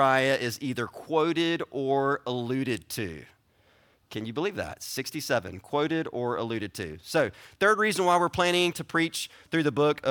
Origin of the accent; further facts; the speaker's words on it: South Carolina, United States; I'm from South Carolina